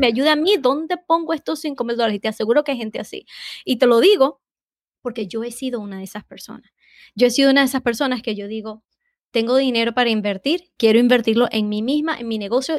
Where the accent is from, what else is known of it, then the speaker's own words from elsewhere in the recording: Venezuela; now in Boston, United States; soy de Venezuela